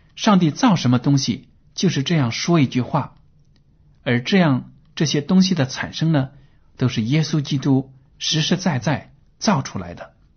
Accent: China; 我们中国人

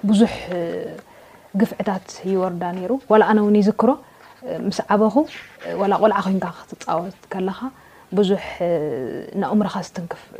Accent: Eritrea; moved away; also born or lived in Addis Ababa; ኣብ ኤርትራ የ ተወሊደ

